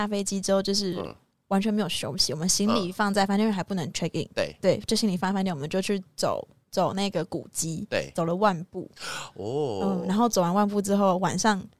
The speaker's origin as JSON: {"language": "Chinese", "region": "Chiayi", "country": "Taiwan", "said": "因为我是嘉义人，但是我大学之后到台北读书，就是很难长时间的回家"}